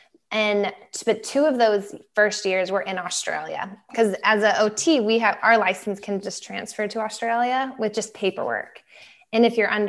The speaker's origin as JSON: {"language": "English", "region": "Texas", "country": "United States", "tie": "born or raised there", "said": "growing up in Texas"}